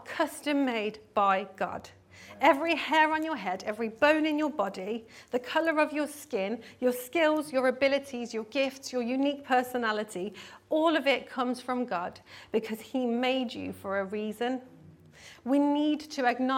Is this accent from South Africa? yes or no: yes; South Africa; I grew up in South Africa, and my primary school years were spent at Izotcha Primary School